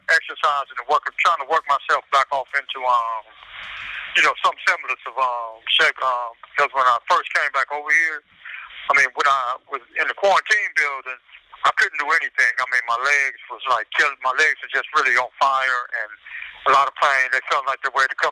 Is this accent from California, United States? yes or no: yes; Los Angeles, California, United States; the areas that I grew up in Watts